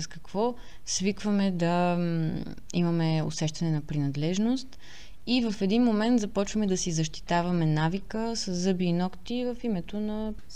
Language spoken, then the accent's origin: Bulgarian; Sofia, Sofia City, Bulgaria; moved away as an adult; also born or lived in England; now in United Kingdom; израствайки тук в София